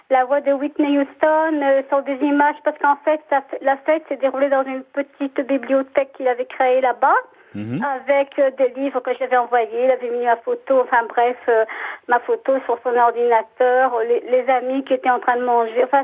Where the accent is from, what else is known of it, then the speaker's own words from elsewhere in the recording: France; also born or lived in Boulogne-sur-Mer; moi j'habite la France puisque je suis française et Boulogne-sur-Mer, dans les Hauts-de-France.